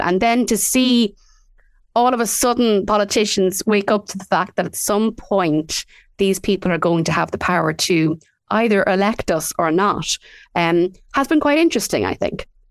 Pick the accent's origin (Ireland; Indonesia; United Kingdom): Ireland; Midlands; we grew up in the Midlands